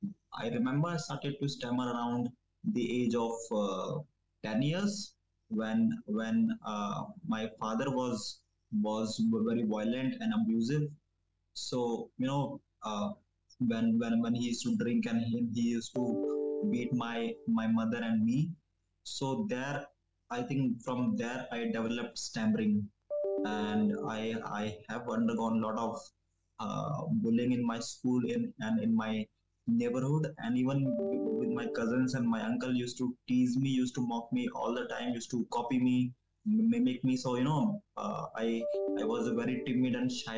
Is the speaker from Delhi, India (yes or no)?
yes; New Delhi, Delhi, India; I'm from New Delhi, India